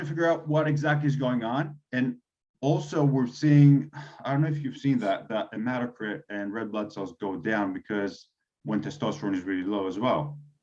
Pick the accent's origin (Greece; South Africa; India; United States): Greece; being Greek